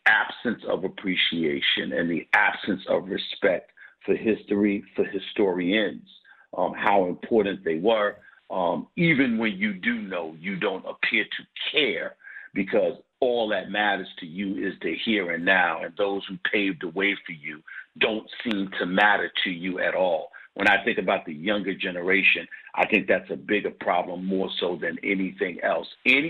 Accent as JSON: {"language": "English", "region": "New York", "country": "United States", "lives_now": "Philadelphia, United States", "said": "But then I came from New York to Philly."}